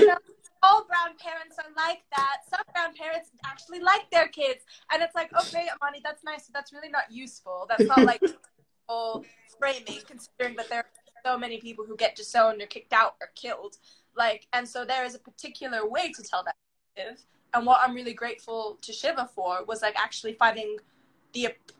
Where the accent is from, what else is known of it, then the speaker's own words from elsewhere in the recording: United Kingdom; Like, for example, nationality-wise, you hear it in my accent. I'm both British.